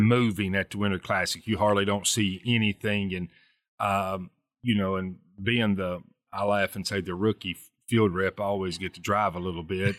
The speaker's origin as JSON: {"language": "English", "region": "Southern West Virginia", "country": "United States", "tie": "born or raised there", "said": "growing up in Southern West Virginia"}